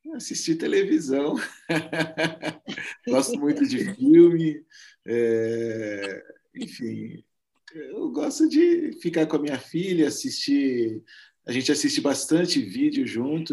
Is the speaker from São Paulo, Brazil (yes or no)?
yes; interior of São Paulo, Brazil; eu sou de São Paulo, junto com ela, somos no interior de São Paulo